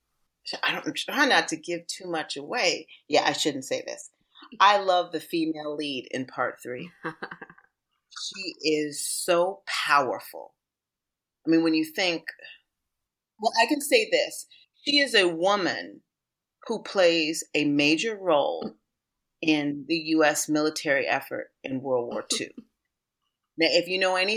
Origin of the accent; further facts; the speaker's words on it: Washington, District of Columbia, United States; D.C., which is my hometown. It was where I was raised.